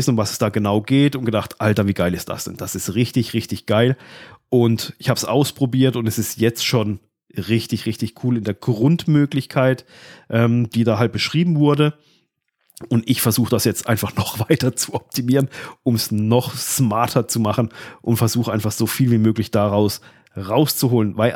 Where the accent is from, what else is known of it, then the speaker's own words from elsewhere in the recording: Baden-Württemberg, Germany; ich komme zwar aus Südbaden